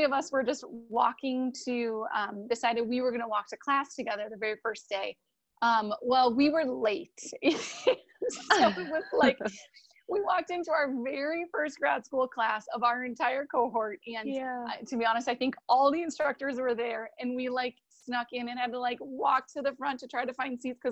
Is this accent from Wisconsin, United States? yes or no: yes; Wisconsin, United States; I'm from Wisconsin